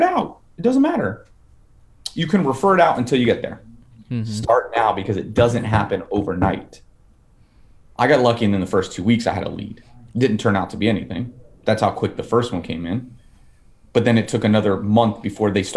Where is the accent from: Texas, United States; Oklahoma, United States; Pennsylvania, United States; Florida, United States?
Florida, United States; Fort Lauderdale; now in Nashville, United States; I'm from Fort Lauderdale